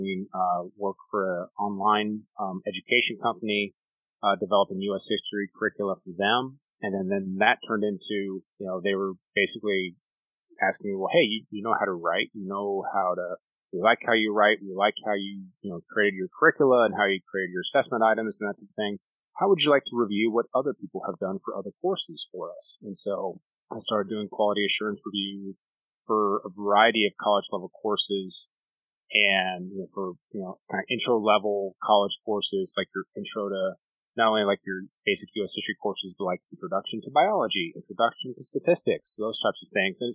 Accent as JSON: {"language": "English", "region": "Colorado", "country": "United States", "tie": "born or raised there", "moved": "as an adult", "lives_now": "Oklahoma, United States", "said": "I grew up in Colorado, did my undergraduate work at a small school in Alamosa, Colorado"}